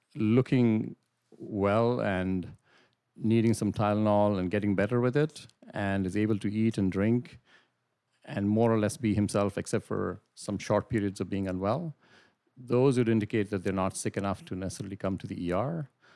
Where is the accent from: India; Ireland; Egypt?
India; moved away as an adult; also born or lived in Middle East / United Kingdom; now in Brantford, Canada; I'm originally from India, did my medical school training in India